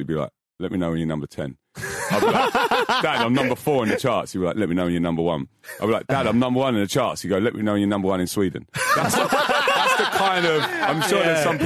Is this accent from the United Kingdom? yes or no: yes; London, United Kingdom; moved away as an adult; now in Australia; I grew up in Fulham, which is not far from Els Court.